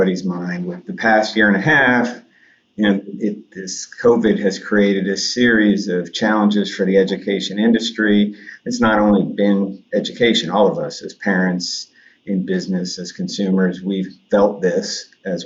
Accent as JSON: {"language": "English", "town": "Bethesda", "region": "Maryland", "country": "United States", "tie": "born or raised there", "said": "my hometown of Bethesda, Maryland"}